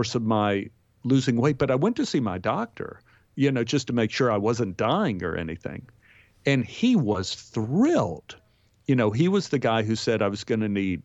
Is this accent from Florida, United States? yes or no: no; Texas, United States; moved away; also born or lived in New York; growing up in Texas, I spent my life spitting seeds.